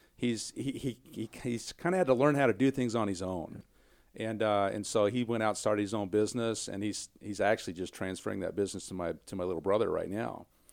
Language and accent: English; small town Kansas, United States; moved away; I'm a boy from small town Kansas. I mean, my hometown is nine hundred people